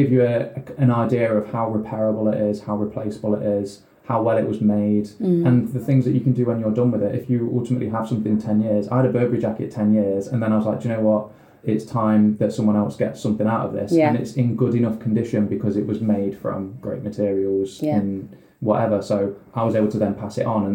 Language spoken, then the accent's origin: English; Derbyshire, East Midlands, United Kingdom; I'm from Derbyshire